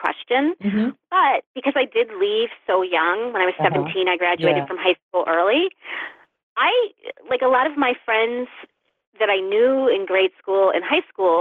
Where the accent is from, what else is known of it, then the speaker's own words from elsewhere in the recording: United States; moved away as an adult; also born or lived in New York City / Dallas, Texas / Baltimore; I grew up in the Olney Valley, and I left the Valley for New York City and then Dallas, Texas, and then Baltimore, and then New York again. And guess what? I ended up back here.